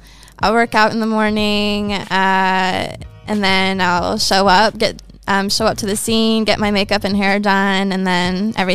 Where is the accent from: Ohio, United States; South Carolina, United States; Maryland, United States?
Ohio, United States; Ohio. In my home state.